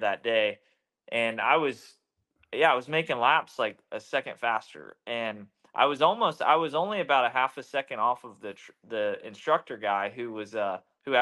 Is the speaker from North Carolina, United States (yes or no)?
yes; Charlotte, North Carolina, United States; I grew up in Charlotte